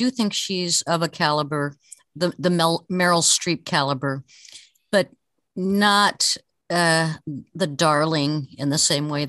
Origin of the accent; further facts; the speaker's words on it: Beaufort, South Carolina, United States; a wonderful town and house in Beaufort, South Carolina, which is also my hometown.